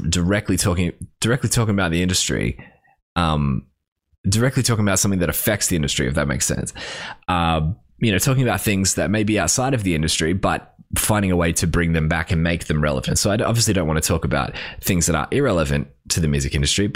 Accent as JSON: {"language": "English", "country": "Australia", "tie": "born or raised there", "said": "we grew up in Australia"}